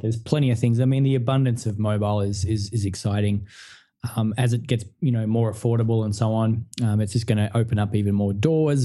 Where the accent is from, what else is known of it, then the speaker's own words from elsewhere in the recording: country Victoria, Australia; i grew up in country victoria um, in australia so in a small town you know not very big about two hours from melbourne